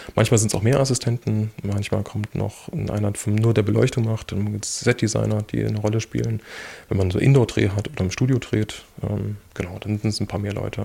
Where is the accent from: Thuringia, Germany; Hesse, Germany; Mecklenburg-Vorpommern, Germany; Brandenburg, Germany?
Thuringia, Germany; Erfurt; also born or lived in Weimar / Australia; ich bin ja Erfurter.